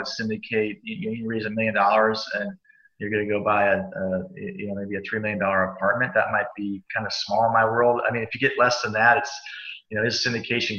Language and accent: English; Cincinnati, Ohio, United States; I grew up in Cincinnati